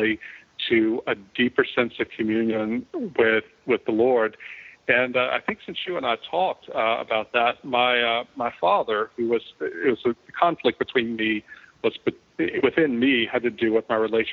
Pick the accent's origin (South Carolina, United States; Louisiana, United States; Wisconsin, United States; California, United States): Louisiana, United States; moved away as an adult; also born or lived in Philadelphia; we moved back to my hometown in Louisiana, which is Mayberry